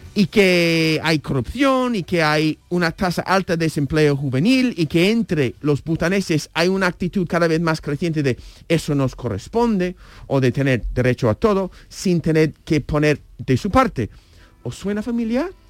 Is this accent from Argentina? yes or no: no; United States; moved away; como estadounidense me crié